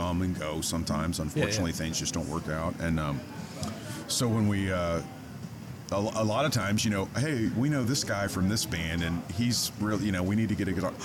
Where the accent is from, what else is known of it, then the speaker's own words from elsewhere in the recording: Kansas City, United States; moved away as an adult; also born or lived in Los Angeles; I'm from Kansas City originally, and I had transplanted myself out to LA in the early 2000s